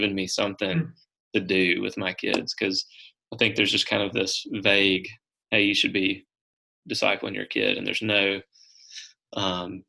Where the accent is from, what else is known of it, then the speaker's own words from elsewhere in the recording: Brookhaven, United States; So, I grew up in Brookhaven